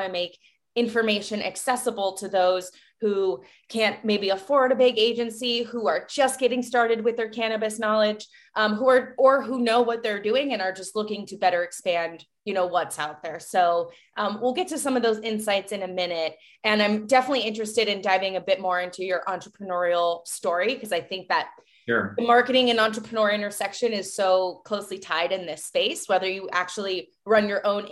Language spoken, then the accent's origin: English; Cleveland, Ohio, United States; moved away; I'm from Cleveland, so I know the Rust Belt auto vibe as well.